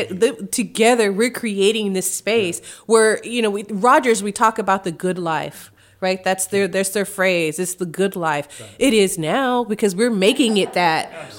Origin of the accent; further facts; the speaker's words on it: Kansas City, United States; now in Northwest Arkansas, United States; I still tell people I'm from Kansas City.